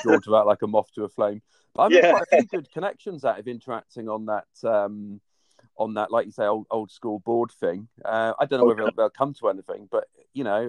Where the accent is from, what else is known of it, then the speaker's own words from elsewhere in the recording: Cornwall, South West England, United Kingdom; moved away; I grew up in Cornwall